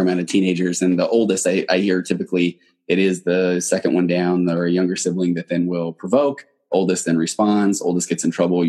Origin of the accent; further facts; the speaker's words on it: Utah, United States; moved away as an adult; also born or lived in Manhattan, Kansas; I grew up in Utah.